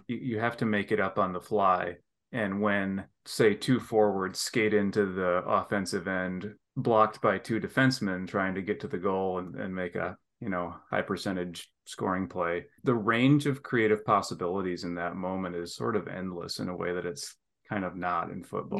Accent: northern Lower Peninsula of Michigan, United States; moved away; we moved up, not to the Upper Peninsula where I'm headed soon, but to the northern part of the Lower Peninsula where it's still quite cold. And I lived in a little town there

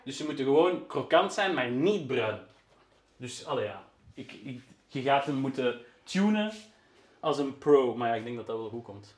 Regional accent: Flemish Brabant, Flanders, Belgium; also born or lived in Brussels; Ik ben ook wel geboren in Brussel, maar ik heb altijd in de rand gewoond.

